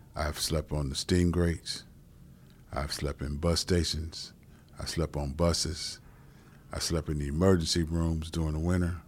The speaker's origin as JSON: {"language": "English", "town": "Cleveland", "region": "Ohio", "country": "United States", "tie": "born or raised there", "said": "I'm a Cleveland native"}